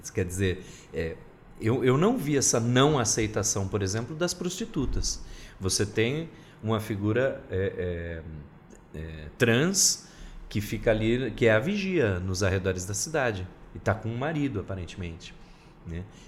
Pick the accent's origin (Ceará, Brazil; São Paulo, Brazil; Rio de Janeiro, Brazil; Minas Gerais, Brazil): São Paulo, Brazil; interior of; moved away; also born or lived in Northeast Brazil; eu sou do Brasil do Sul, vocês me desculpem, interior de São Paulo